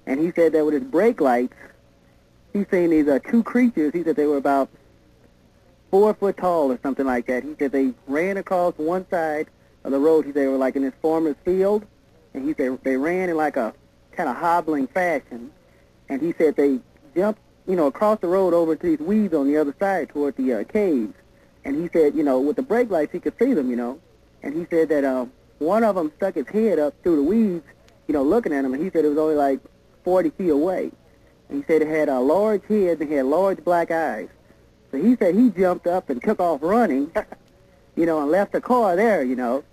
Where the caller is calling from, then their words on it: St. Louis, Missouri, United States; I'm calling from St. Louis